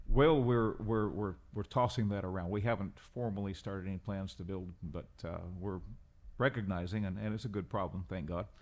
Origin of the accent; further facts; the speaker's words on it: Peru; accent: Peruvian; also born or lived in Central America / Portland, Oregon; now in San Antonio, United States; I was born in Peru, uh, over half a century ago.